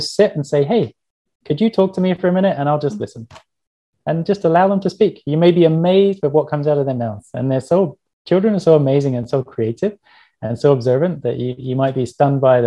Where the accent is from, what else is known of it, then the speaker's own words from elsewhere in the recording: England, United Kingdom; I grew up in England